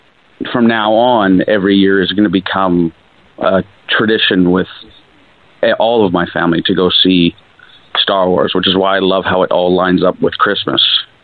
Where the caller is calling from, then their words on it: British Columbia, Canada; calling from British Columbia, Canada.